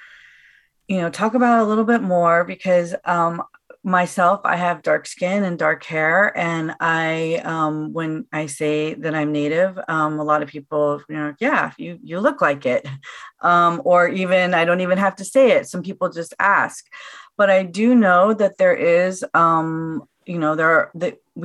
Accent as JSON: {"language": "English", "town": "Danville", "region": "California", "country": "United States", "tie": "born or raised there", "also_born_or_lived": "Los Angeles", "moved": "as an adult", "said": "I grew up in Danville, California, which is in the East Bay."}